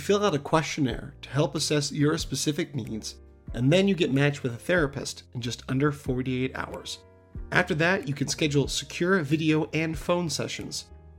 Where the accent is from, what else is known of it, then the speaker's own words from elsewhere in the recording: Ohio, United States; also born or lived in Pennsylvania / Maryland; and I growing up in Ohio and Pennsylvania, yeah, I saw a lot more winter snows. But I remember, you know, growing up in Maryland where I was born